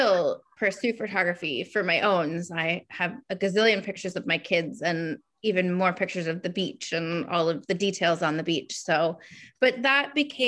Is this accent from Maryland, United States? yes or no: yes; Maryland, United States; also born or lived in Savannah, Georgia / Colorado / upstate New York; now in Rhode Island, United States; I was born in Maryland